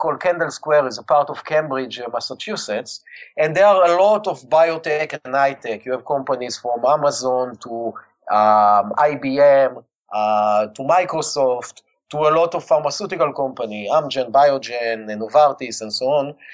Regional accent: Israel; accent: Israeli; English is a second language; I was born and raised in Israel

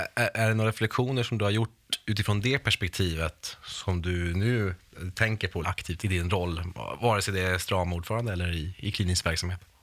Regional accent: Norrbotten County, Sweden; själv kommer jag från Norrbotten

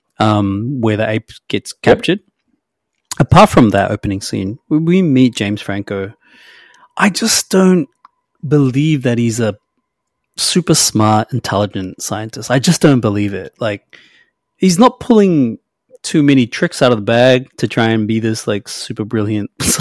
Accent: New Zealand; I'm a Kiwi

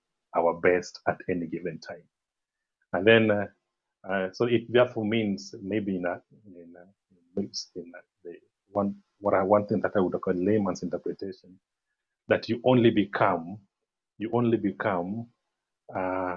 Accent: Kisumu, Kisumu County, Kenya; also born or lived in Eldoret; I'm from Kisumu in Western Kenya. Kisumu is the third largest city in Kenya. This is where I was born and I was raised in this city

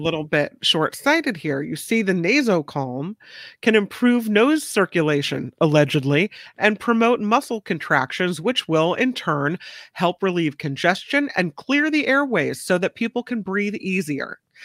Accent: Hawaii, United States; I was born in Hawaii, so I called my grandmother Tutu, which is grandma in Hawaiian

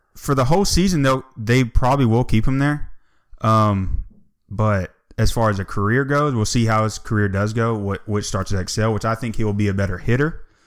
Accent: Atlanta, Georgia, United States; born and raised in Atlanta

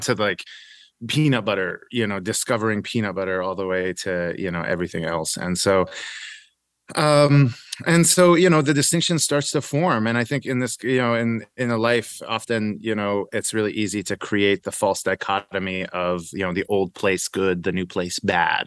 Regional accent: Edmond, Oklahoma, United States; born or raised there; also born or lived in Iran / United Arab Emirates / Rome, Italy

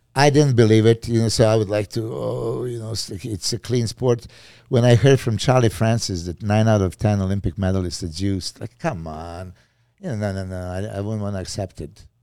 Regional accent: Serbia; English is a second language; moved away as an adult; I'm from Serbia

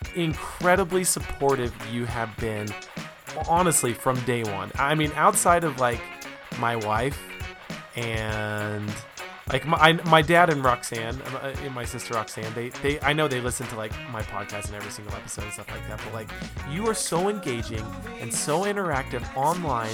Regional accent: Reno, Nevada, United States; I spent most of my life growing up in Reno

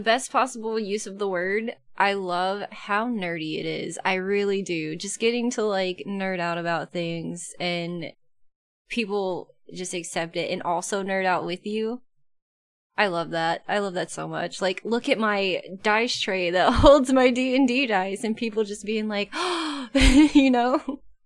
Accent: about an hour west of Atlanta, Georgia, United States; moved away; I grew up in Georgia about an hour west of Atlanta

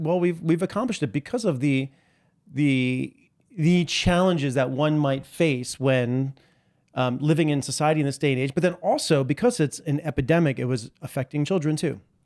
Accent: New York City, New York, United States; I was born in Greenwich

